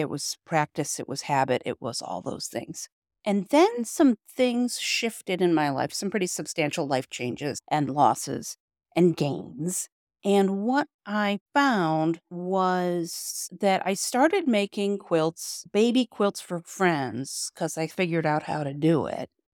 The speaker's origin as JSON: {"language": "English", "town": "Rochester", "region": "New York", "country": "United States", "said": "I'm from Rochester, New York"}